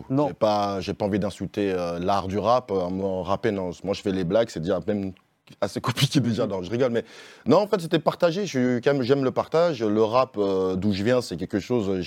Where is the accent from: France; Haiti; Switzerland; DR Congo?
France; Lyon, Auvergne-Rhône-Alpes; je viens de Lyon.